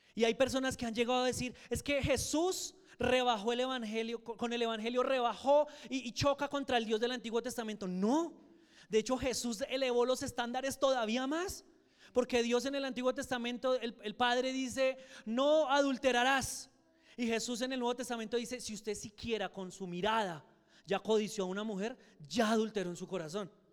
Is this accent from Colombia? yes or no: yes; Soacha, Cundinamarca, Colombia; also born or lived in Boyacá; yo viviendo en Soacha